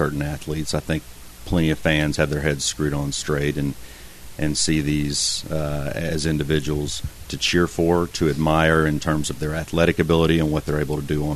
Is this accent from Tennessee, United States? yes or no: yes; Nashville, Tennessee, United States; moved away as an adult; I've just moved out here from Middle Tennessee, where I was born and raised in Nashville